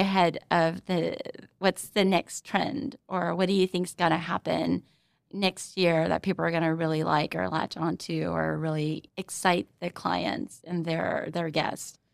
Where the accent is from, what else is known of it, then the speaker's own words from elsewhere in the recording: Arlington, Texas, United States; moved away as an adult; now in Oklahoma City, United States; my family finally settled in in Arlington, Texas. And that's basically where I grew up. I lived there for about 22 years.